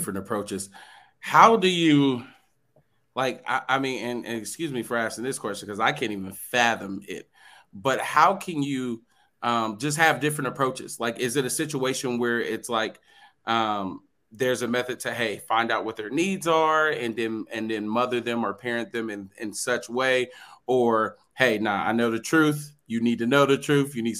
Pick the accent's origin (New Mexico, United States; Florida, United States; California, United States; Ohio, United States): Ohio, United States; we grew up in Ohio